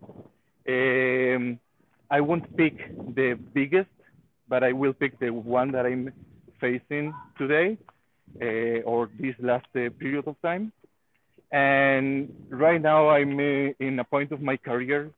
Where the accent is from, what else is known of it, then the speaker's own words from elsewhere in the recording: Spain; moved away as an adult; now in Israel; I'm from Spain, and I actually live in Israel. I've been living here in Israel for 9 years